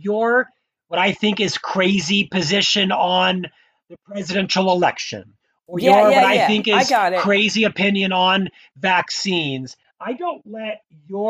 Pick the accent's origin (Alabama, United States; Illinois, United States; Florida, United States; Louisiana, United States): Florida, United States; Orlando; moved away as an adult; also born or lived in Provo, Utah; now in Utah, United States; I was born in Orlando, Florida